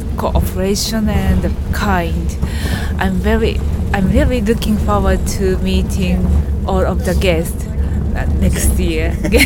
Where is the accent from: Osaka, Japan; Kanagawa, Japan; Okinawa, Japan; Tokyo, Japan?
Kanagawa, Japan; Yokohama; from Yokohama.